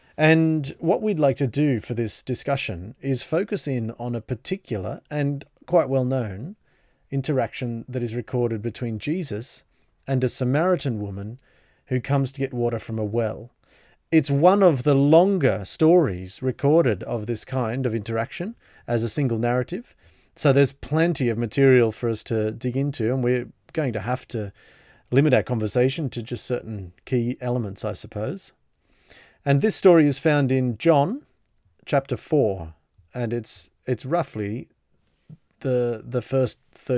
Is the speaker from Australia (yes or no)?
yes; Sydney, New South Wales, Australia; from Sydney